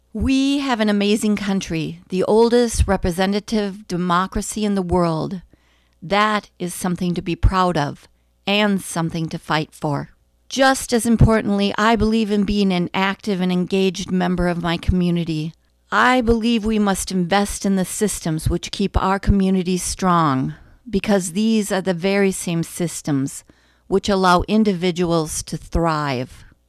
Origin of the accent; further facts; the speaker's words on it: Bemidji, Minnesota, United States; also born or lived in Wright County, Minnesota; now in Annandale, United States; I was born in Bemidji